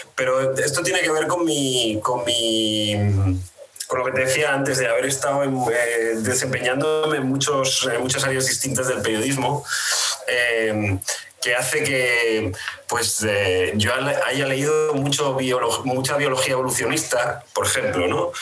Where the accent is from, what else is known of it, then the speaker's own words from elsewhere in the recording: Asturias, Spain; moved away as an adult; also born or lived in Madrid; trabajé primero en Asturias, que es de donde soy